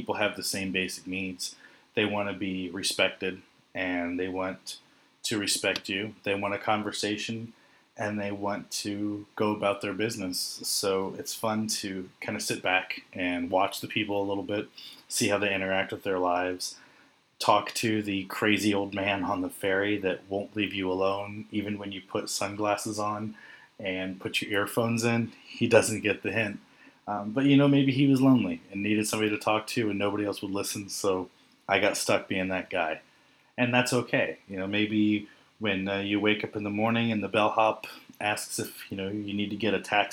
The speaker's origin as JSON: {"language": "English", "country": "United States", "said": "traveling as an American"}